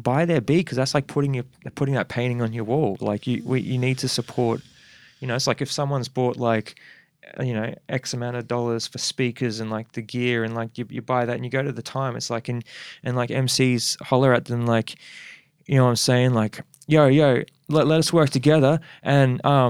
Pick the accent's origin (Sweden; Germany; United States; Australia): Australia; Perth, Western Australia; now in Brisbane, Australia; I was born in Perth in Subiaco.